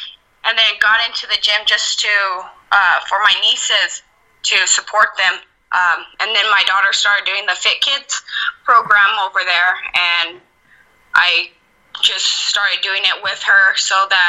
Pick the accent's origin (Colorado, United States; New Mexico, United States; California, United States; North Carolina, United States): New Mexico, United States; Albuquerque; South Valley in Albuquerque, New Mexico